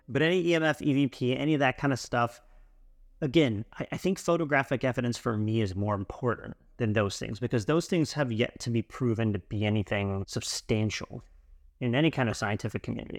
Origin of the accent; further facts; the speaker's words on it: United States; being an American abroad